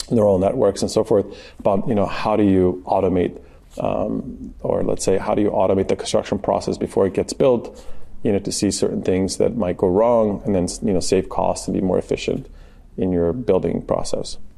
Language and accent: English; California, United States; And so for me, actually, you know, growing up in Southern California